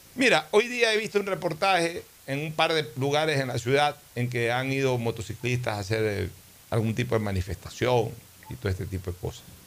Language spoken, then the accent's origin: Spanish; Guayaquil, Guayas, Ecuador; yo soy un guayaquileño criado al calor del puerto